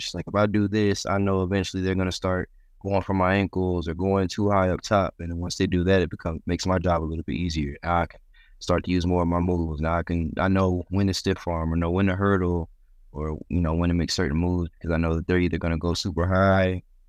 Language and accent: English; Youngstown, Ohio, United States; born there; I mean, growing up, I was born in Youngstown, Ohio. So I'm a big Buckeyes fan growing up.